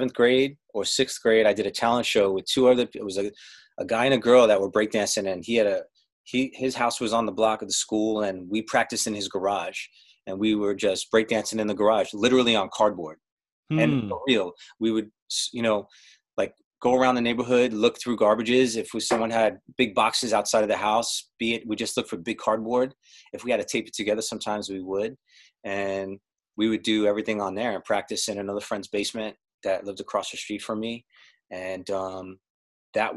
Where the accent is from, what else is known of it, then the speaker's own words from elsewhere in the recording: New York City, New York, United States; I lived in Brooklyn. I grew up in Brooklyn.